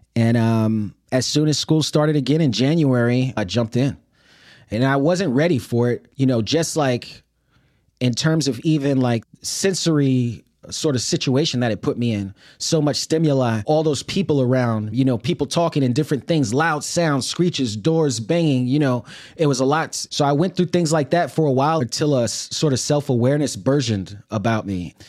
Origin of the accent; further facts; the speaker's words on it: New York City, New York, United States; moved away as an adult; I grew up in Brooklyn and, you know, it was Brooklyn in the eighties and nineties